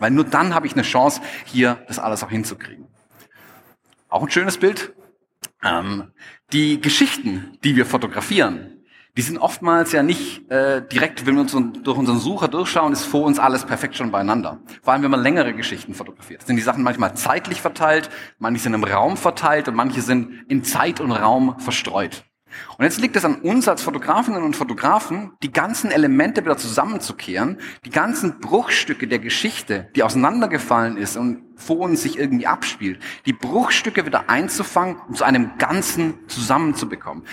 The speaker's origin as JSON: {"language": "German", "town": "Stuttgart", "region": "Baden-Württemberg", "country": "Germany", "accent": "Swabian", "said": "ich bin Schwabe, ich komme aus Stuttgart, man hört es vielleicht auch ein bisschen."}